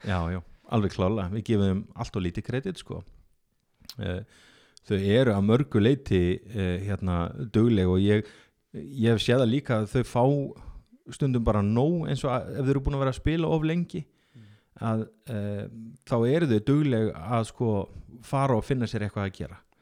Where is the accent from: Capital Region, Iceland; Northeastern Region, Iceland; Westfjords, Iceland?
Northeastern Region, Iceland; Akureyri; fættur og uppalinn á Akureyri og ég er ótrúlega mikill Akureyringur